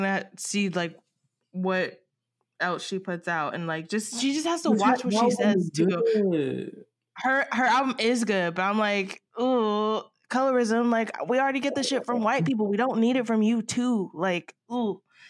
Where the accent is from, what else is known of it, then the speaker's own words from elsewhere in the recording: the South, United States; I'm from the South, so I'm just like, I just want to root for her so bad